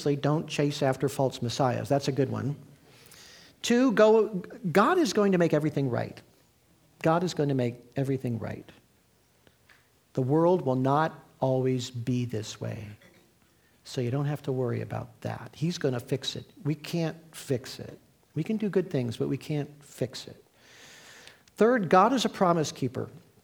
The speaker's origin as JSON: {"language": "English", "region": "Midwest", "country": "United States", "tie": "born or raised there", "moved": "yes", "lives_now": "California, United States", "said": "I grew up in the Midwest"}